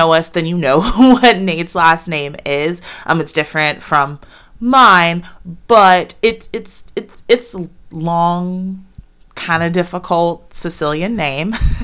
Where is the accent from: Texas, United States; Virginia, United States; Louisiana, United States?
Virginia, United States; Fairfax County, Northern; moved away as an adult; also born or lived in Charlotte; I grew up in Northern Virginia in Fairfax County